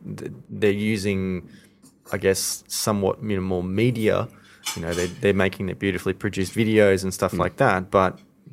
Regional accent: Ivanhoe, Victoria, Australia; I grew up in Ivanhoe.

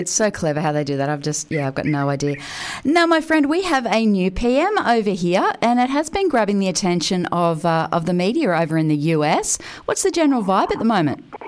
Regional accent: Australia; one of the greatest things about being Australian is is our uh, our justice system

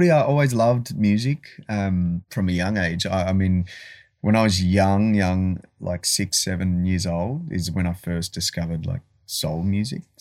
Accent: Malaysia; born there; Uh, I was born in Malaysia.

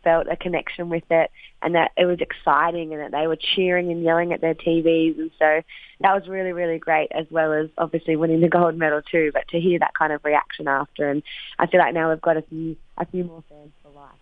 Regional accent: Wagga Wagga, New South Wales, Australia; moved away; my hometown Wagga

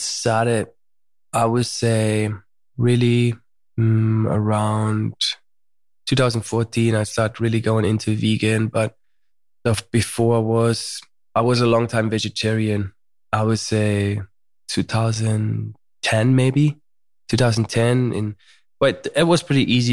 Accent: Germany; moved away as an adult; also born or lived in United States; now in Malibu, United States; I was born in Germany

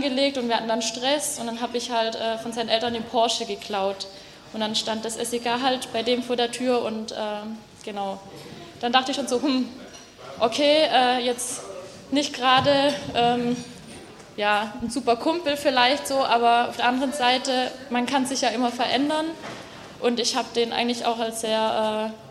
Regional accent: Baden-Württemberg, Germany; accent: Swabian; Ja, also vielleicht hört man es ein bisschen. Ich komme eigentlich aus dem Schwabenland, äh, aus der Nähe von Stuttgart. Aber so krass schwäbel ich dann auch wieder nicht.

